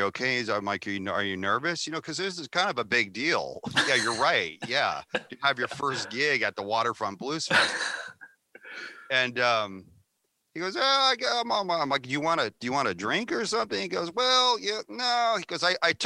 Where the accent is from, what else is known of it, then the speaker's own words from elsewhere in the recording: California, United States; We're all from California